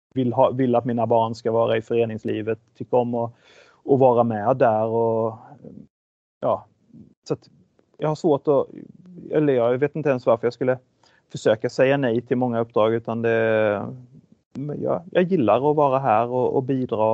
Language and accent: Swedish; Sweden; moved away as an adult; also born or lived in Malmö, Sweden / Switzerland; Jag kom ju dessutom från Sverige